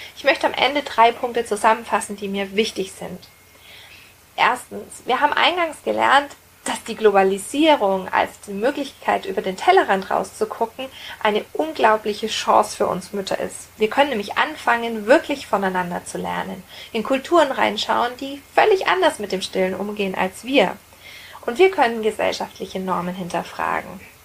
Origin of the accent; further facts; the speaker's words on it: Roth, Bavaria, Germany; Ich bin in der Stadt aufgewachsen, in einem kleinen Städtchen in Bayern, in Rot